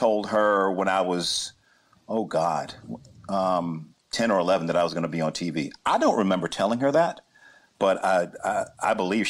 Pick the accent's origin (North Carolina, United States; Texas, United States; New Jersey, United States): North Carolina, United States; Chapel Hill; I grew up in Chapel Hill, North Carolina